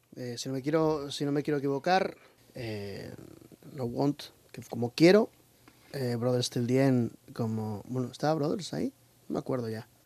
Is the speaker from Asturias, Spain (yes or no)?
yes; Asturias, Spain; also born or lived in Australia; soy hijo de, de, asturiana y cántabro